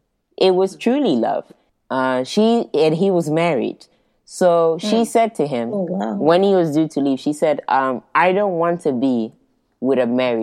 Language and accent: English; Guinea-Bissau; also born or lived in Portugal; as much as I say I'm from Guinea-Bissau, you know, even though I was born in Portugal